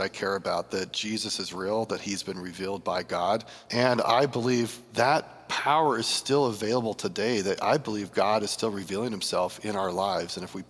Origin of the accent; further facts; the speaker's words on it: Minnesota, United States; So I grew up in Minnesota, and I feel like I had a pretty good upbringing with parents that cared about me and loved me, a good community of lots of strong Christians that surrounded me